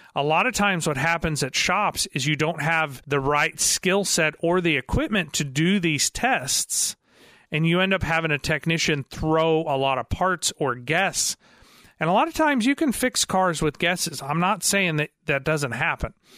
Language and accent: English; Missouri, United States; I'm from Missouri, so I'm in the show me state